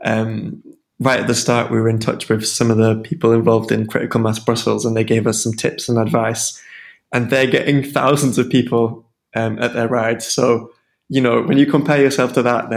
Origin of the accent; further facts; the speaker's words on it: Sheffield, Yorkshire and the Humber, United Kingdom; moved away as an adult; now in Edinburgh, United Kingdom; I'm from Sheffield